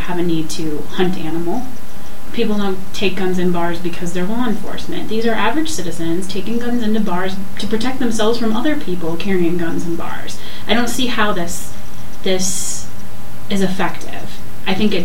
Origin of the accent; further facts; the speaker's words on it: Michigan, United States; I'm from Michigan